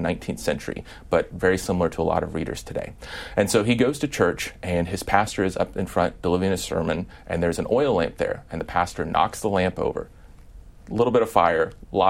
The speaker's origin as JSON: {"language": "English", "region": "Midwest", "country": "United States", "said": "I'm from the Midwest"}